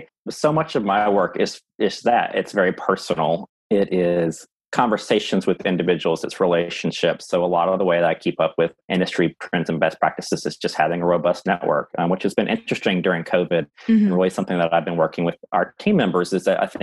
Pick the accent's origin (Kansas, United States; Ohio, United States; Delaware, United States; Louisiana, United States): Louisiana, United States; I'm from Louisiana